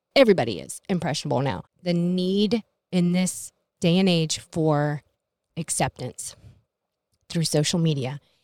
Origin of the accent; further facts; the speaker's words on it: Middleburg, United States; I grew up in Middleburg, and I was the little Asian girl